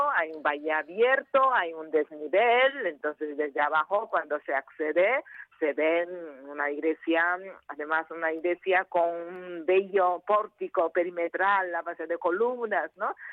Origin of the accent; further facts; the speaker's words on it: Asturias, Spain; Mm, para mi familia, ya que somos de Asturias.